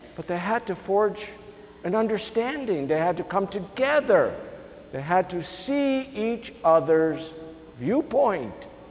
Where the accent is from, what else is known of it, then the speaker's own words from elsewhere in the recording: United States; us as American citizens